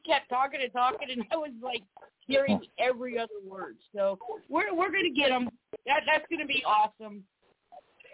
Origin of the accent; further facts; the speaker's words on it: South Carolina, United States; South Carolina, that's awesome. That's my home state